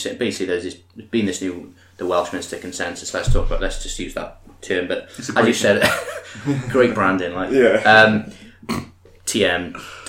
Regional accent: Scotland, United Kingdom; We're Scottish.

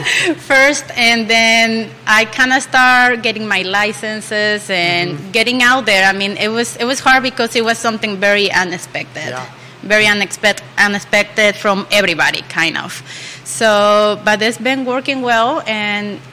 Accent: Mexico City, Mexico; now in Charlottesville, United States; I'm from Mexico City. I'm 35 years old. I've been here in Charlottesville

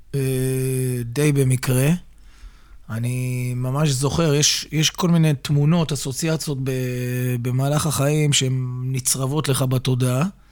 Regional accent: Petah Tikva, Central District, Israel; הפועל פתח תקווה זה קבוצת נעוריי, מקום שגדלתי בו

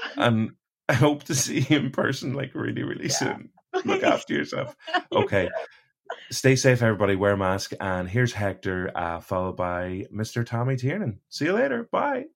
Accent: Derry, Northern Ireland, United Kingdom; accent: Derry; my derry accent

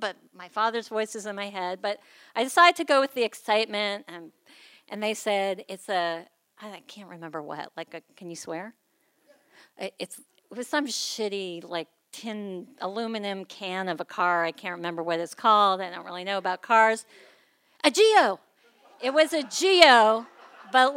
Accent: Massachusetts, United States; moved away as an adult; now in Los Angeles, United States; I grew up in Massachusetts, but over 25 years ago, my husband and I moved to Los Angeles

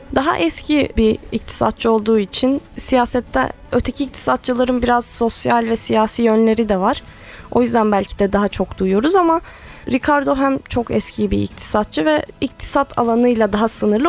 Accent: Rize Province, Turkey; now in Istanbul, Turkey; Aslen Rizeliyim. Buraya eğitim için geldim.

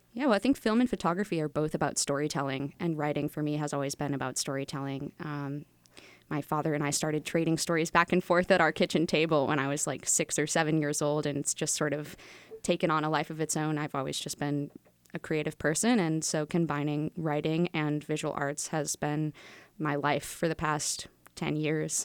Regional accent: Wilmington, Massachusetts, United States; also born or lived in Atlanta; I grew up here in Wilmington.

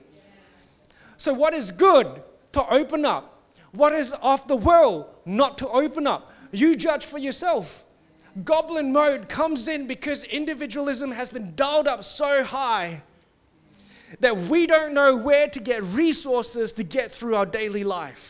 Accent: Singapore; I come from Singapore where they think that bad emotions are demons.

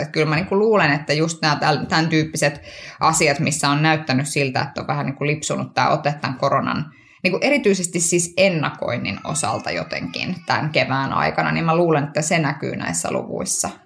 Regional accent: Kuopio, North Savo, Finland; kotikaupungissani Kuopiossa

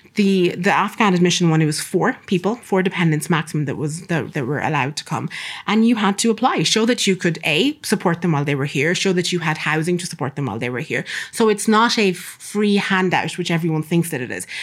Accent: Castlebar, Connacht, Ireland; also born or lived in Sudan; I grew up in Ireland. I've lived in Ireland since nineteen ninety, moved around a couple of places, but primarily grew up in Castlebar

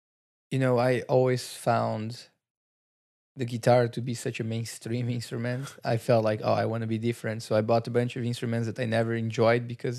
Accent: Brazil; English is a second language; We moved from our countries. You come from New Zealand. I come from Brazil.

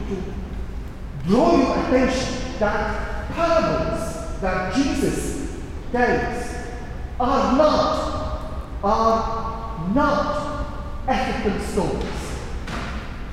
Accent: Syria; now in London, United Kingdom; In my hometown and in the town in the neighborhood where I was born and raised

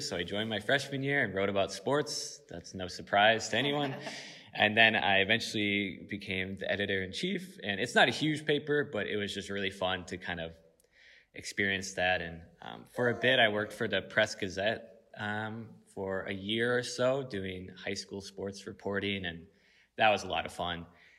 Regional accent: Sun Prairie, Wisconsin, United States; I grew up in Sun Prairie, Wisconsin, and that's right outside Madison

